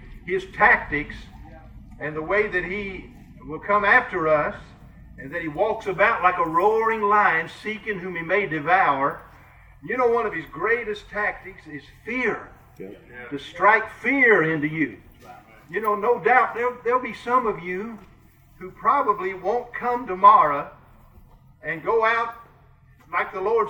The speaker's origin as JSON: {"language": "English", "region": "Kentucky", "country": "United States", "accent": "Kentucky", "moved": "as an adult", "lives_now": "Iowa, United States", "said": "I'm a Kentuckian. You can tell I've got a Kentucky accent. But 23 years ago, we moved to Iowa"}